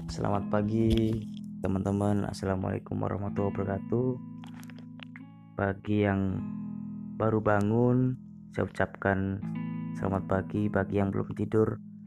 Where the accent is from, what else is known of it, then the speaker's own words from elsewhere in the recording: Surabaya, East Java, Indonesia; Aku asli Surabaya